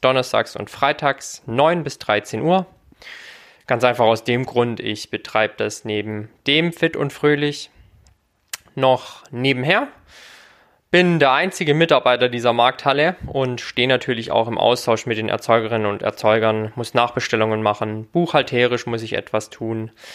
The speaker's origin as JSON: {"language": "German", "town": "Herrenberg", "region": "Baden-Württemberg", "country": "Germany", "tie": "born or raised there", "said": "Herrenberg meine Herzensstadt, meine Geburtsstadt"}